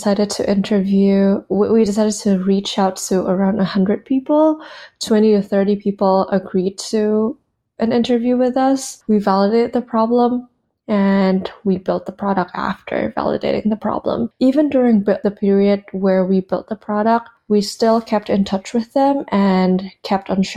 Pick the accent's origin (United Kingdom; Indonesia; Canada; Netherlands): Indonesia; moved away as an adult; also born or lived in United States; I was born and raised in Indonesia, and I moved to the US for college back in 2015